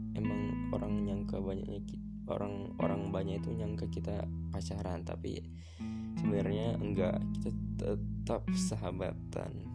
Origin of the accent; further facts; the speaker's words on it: Medan, North Sumatra, Indonesia; Asal aku dari Medan